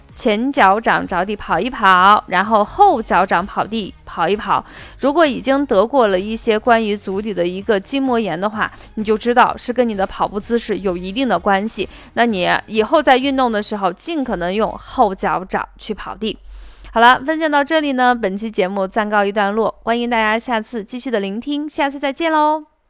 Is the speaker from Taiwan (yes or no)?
no; Shaanxi, China; accent: Shaanxi dialect; 我们陕西话就心脏脏